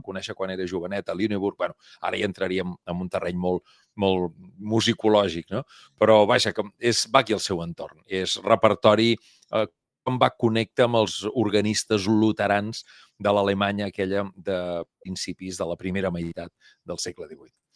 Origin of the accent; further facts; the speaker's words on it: Mataró, Catalonia, Spain; som de Mataró i som capgrossos.